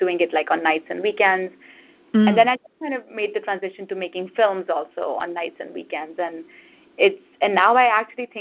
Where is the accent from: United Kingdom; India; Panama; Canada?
India; moved away as an adult; now in United States; when I was growing up in India